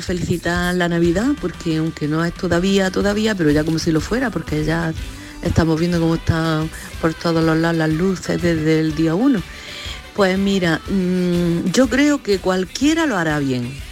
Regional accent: Carmona, Andalusia, Spain; en mi pueblo, en Carmona

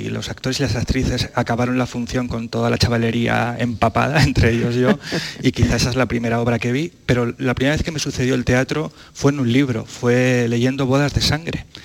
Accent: Vilches, Andalusia, Spain; a mi tierra, a esos paisajes hermosos de La Vega, en, Vilches, ese mar de olivos, ese pantano, ese paisaje absolutamente excepcional

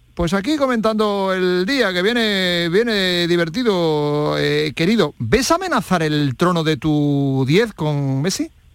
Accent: Alhaurín, Andalusia, Spain; el equipo de mi pueblo

